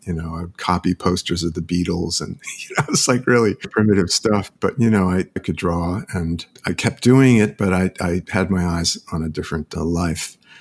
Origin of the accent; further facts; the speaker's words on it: Holyoke, Massachusetts, United States; I grew up in Holyoke, Massachusetts